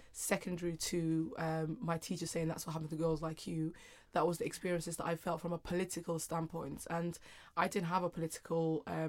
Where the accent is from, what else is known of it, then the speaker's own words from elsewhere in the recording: United Kingdom; and then being very British as well at the same time. I just was trying to figure out what girls like me meant.